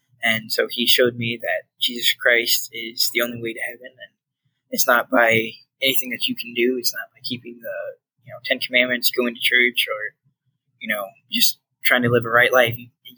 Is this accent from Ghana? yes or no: yes; Ghana; My parents were called to be missionaries to Ghana, West Africa. And so that's where I grew up. I grew up in Africa, and it was exciting.